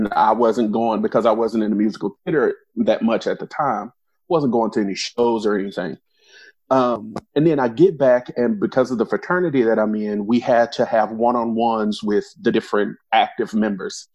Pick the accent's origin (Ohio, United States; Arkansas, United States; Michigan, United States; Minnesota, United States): Arkansas, United States; now in Louisville, United States; I'm not originally from Louisville, or I don't know if we're announcing where we're from, but not originally from the area. I'm originally from Arkansas